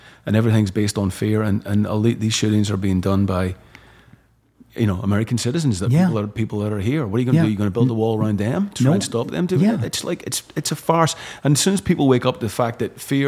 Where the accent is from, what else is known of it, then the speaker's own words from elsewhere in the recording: Northern Ireland, United Kingdom; now in United States; growing up in Northern Ireland and growing up with gun violence